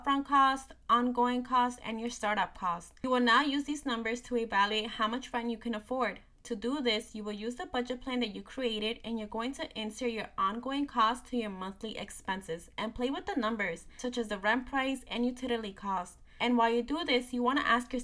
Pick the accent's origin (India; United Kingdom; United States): United States; New Jersey; I'm from New Jersey